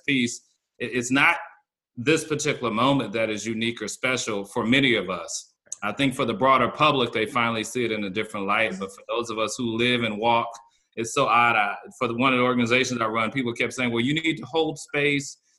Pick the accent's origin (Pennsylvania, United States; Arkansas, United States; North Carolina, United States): North Carolina, United States; now in Minneapolis, United States; I'm from North Carolina originally.